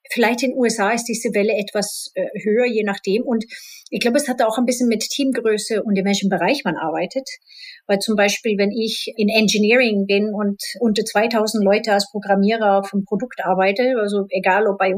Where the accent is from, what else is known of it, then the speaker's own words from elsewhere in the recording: Spain; ich bin in Spanien halb aufgewachsen und da ist es mittlerweile auch komplett aufgebrochen